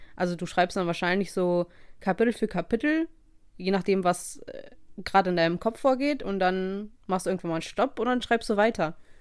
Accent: Russia; moved away; eine lange Reise aus meiner Heimat hatte

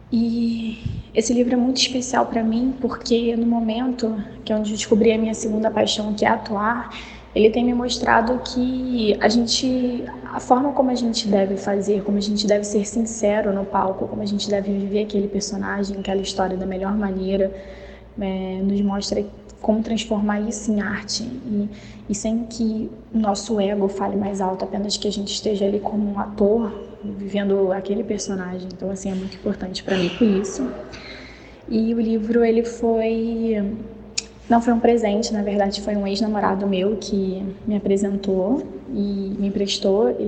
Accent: Rio de Janeiro, Brazil; sou do Rio, e o livro que eu quero indicar é A Preparação da Toa, do Stanislavski.

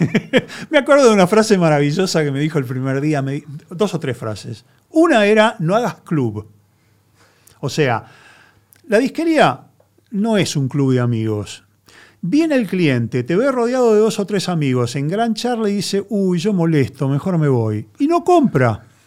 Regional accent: Argentina; yo soy argentino, soy un periodista

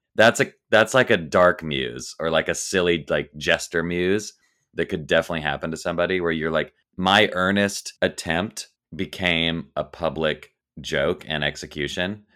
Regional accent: the South, United States; growing up in the South, every single person I knew was Christian

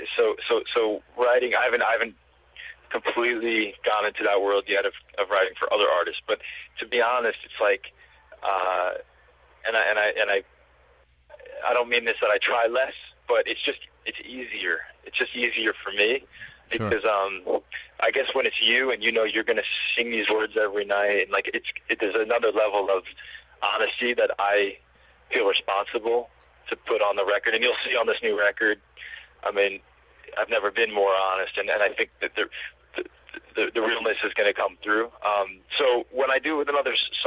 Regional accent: New York, United States; as a New Yorker

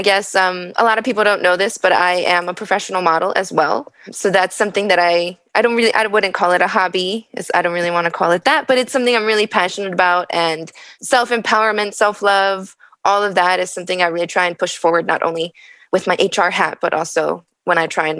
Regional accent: New York, United States; I'm from New York

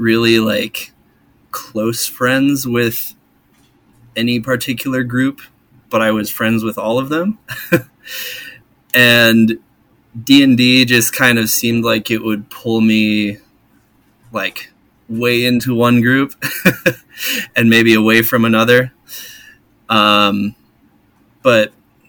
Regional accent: Midwest, United States; moved away; I'm originally from the Midwest

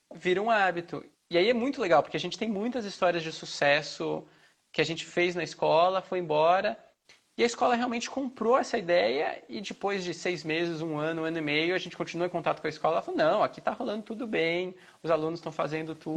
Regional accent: São Paulo, Brazil; moved away as an adult; also born or lived in Rio Claro / Mato Grosso; now in Goiânia, Brazil; eu sou de São Paulo, morei já no interior, fiz faculdade em Rio Claro, no interior

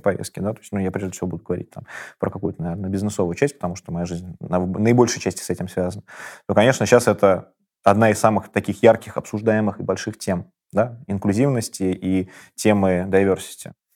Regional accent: Kazan, Tatarstan, Russia; Я родился в Казани, в таком очень мультикультурном городе

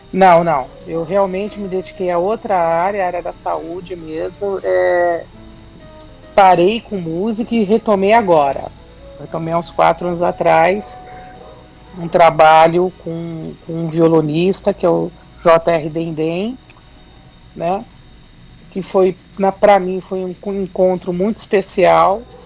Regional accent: São Paulo, Brazil; Sim, sou de São Paulo, da capital, que paulistana.

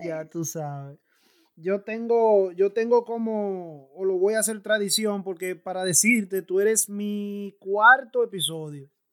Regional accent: San Pedro de Macorís, Dominican Republic

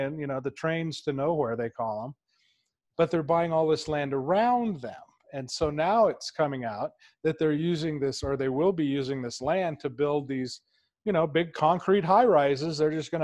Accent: California, United States; I'm from California.

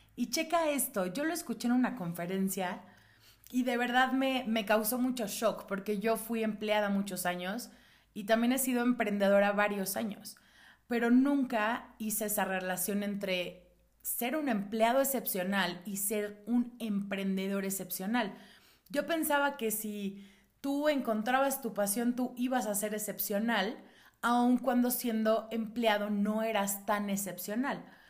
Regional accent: Mexico City, Mexico; yo soy de la Ciudad de México

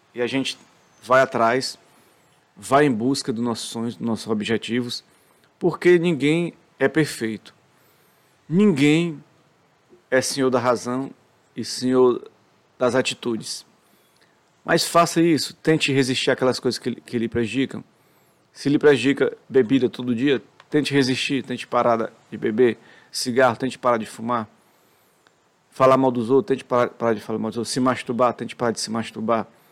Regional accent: Brazil

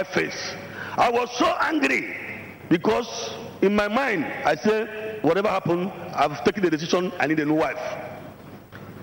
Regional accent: Awka, Anambra, Nigeria; now in South Africa; my hometown, Awka

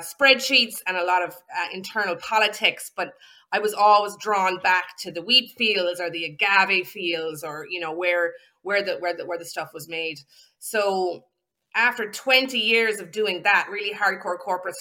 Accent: Ireland; also born or lived in County Clare, Ireland; I'm also Irish, of course, and I have a farm in Ireland.

